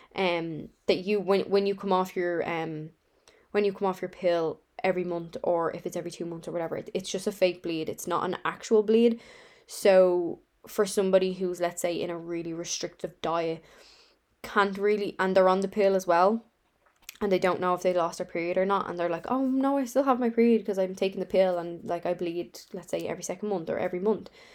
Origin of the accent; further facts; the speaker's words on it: Dublin, Leinster, Ireland; I'm from Dublin, Ireland